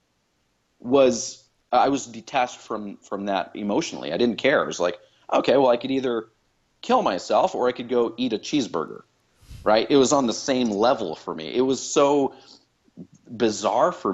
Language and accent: English; Chicago, Illinois, United States; I grew up in Chicago.